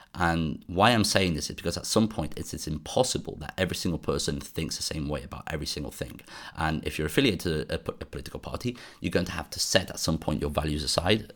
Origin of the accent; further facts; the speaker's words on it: United Kingdom; now in Brussels, Belgium; being British myself